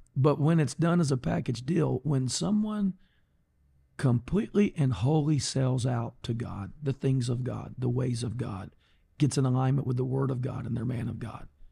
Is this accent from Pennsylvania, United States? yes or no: no; Golden Triangle, Texas, United States; Born and raised in the Golden Triangle